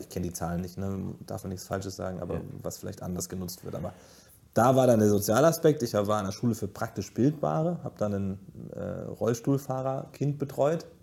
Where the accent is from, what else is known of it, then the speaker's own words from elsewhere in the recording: Giessen, Hesse, Germany; in Gießen aufzuwachsen ist, ich sage schon immer, es ist hässlich, aber es ist meine Heimat